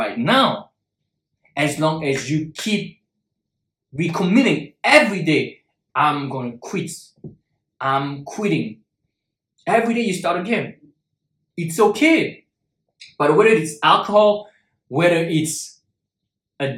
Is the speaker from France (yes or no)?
yes; Paris, Île-de-France, France; moved away as an adult; also born or lived in Shanghai, China; I'm originally from Paris